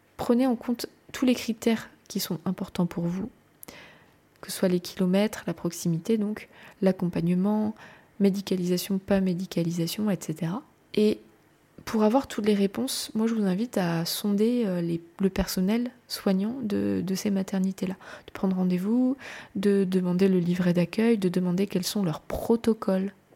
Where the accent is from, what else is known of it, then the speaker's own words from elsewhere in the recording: France; je suis française, je vous parle du pays que je connais